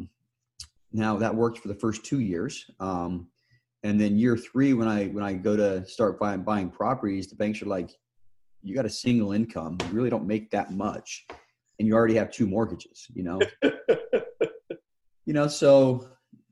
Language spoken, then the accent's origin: English; Utah, United States; moved away as an adult; also born or lived in Chile; born and raised in Utah. Haven't lived there since